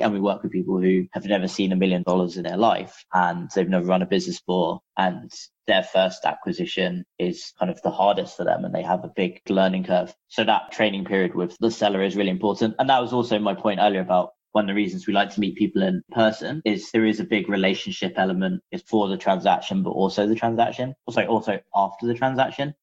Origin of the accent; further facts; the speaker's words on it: London, United Kingdom; moved away as an adult; now in San Francisco, United States; I'm actually originally from London, hence why our one of our offices is still in London